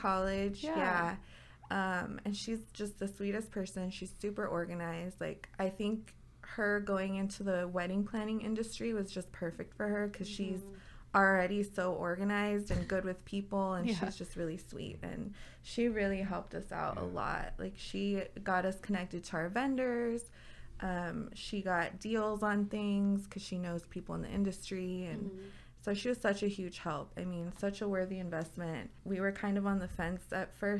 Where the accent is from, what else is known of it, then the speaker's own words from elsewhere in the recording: McAllen, Texas, United States; moved away; I'm actually originally from McAllen, which is like, like 250 miles south of here.